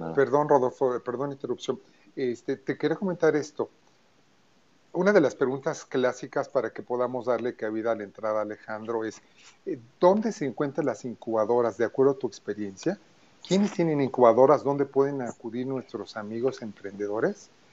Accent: Mexico; vamos a apoyarnos como mexicanos

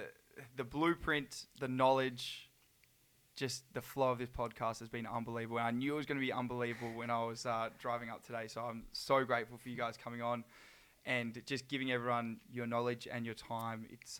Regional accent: Noosa, Queensland, Australia; growing up in Noosa

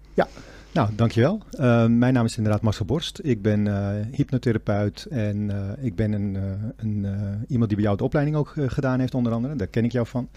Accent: Castricum, North Holland, Netherlands; moved away as an adult; now in Amsterdam, Netherlands; ik kom uit Castricum. Dus dat is maar een half uurtje van eh, Alkmaar af. Vroeger, toen ik klein was, eh, gingen wij ook elke zaterdag even naar Alkmaar toe

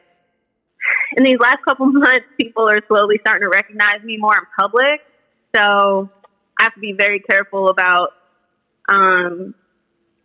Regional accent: New York City, New York, United States; moved away as an adult; also born or lived in Philadelphia, Pennsylvania; now in Macon, United States; I'm from New York City. Then I went to college in Philly. So moving to Macon was a huge culture shock

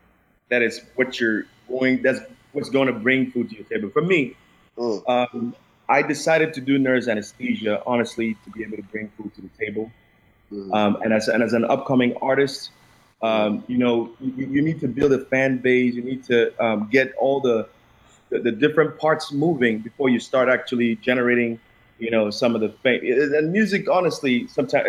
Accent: Cameroon; English is a second language; moved away as an adult; now in United States; I did music back in primary school in Cameroon and all the way to secondary school in Cameroon.

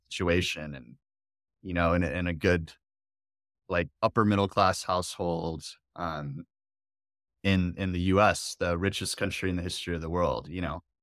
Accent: Dallas, Texas, United States; I was born here in Dallas

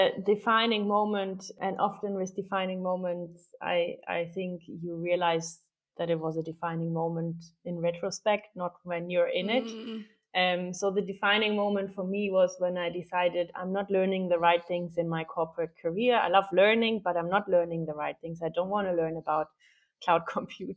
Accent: Hennef, North Rhine-Westphalia, Germany; moved away as an adult; now in Ireland; I was born and raised in Germany in Hennef. It's a town between Cologne and Bonn

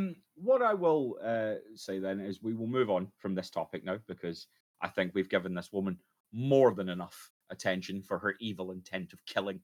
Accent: Scotland, United Kingdom; now in Liverpool, United Kingdom; But for those who aren't aware, I am a Scotsman

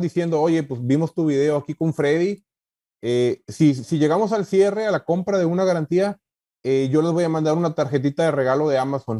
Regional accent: Mexico; moved away as an adult; also born or lived in McAllen, Texas; now in United States; yo vengo de México, ¿verdad? Soy un migrante nuevo aquí en Estados Unidos, tengo cuatro años apenas

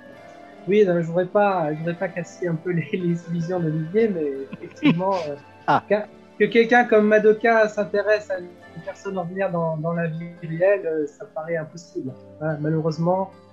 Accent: France; nous, en tant que Français

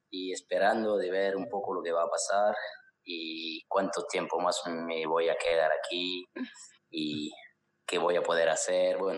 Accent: France; de Francia.

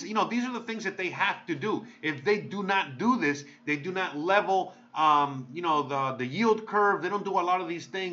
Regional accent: United States; now in Mexico; I'm American.

